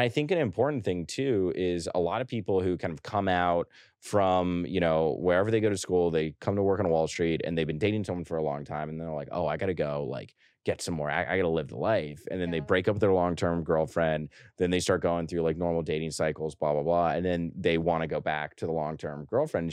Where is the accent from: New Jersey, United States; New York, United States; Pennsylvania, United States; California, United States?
New York, United States; I say New York